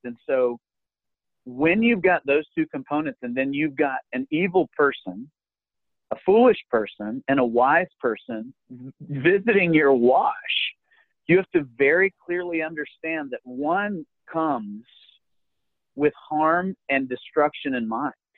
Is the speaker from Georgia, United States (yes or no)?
yes; Alpharetta, Georgia, United States; my hometown of Alpharetta Roswell